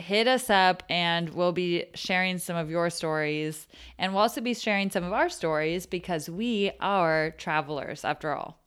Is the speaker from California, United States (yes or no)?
yes; Menlo Park, California, United States; I am from Menlo Park, California